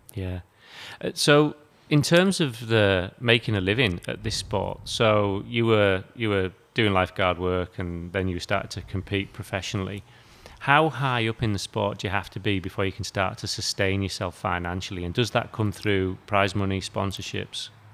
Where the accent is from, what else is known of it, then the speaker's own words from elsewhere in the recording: United Kingdom; now in Australia; I come from the UK